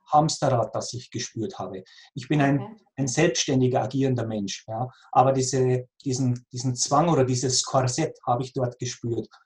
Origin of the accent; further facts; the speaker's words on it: near Passau, Lower Bavaria, Germany; now in Austria; ich bin in Niederbayern geboren, in der Nähe von Passau, wie man vielleicht auch mhm. aus meinem Dialekt erkennt.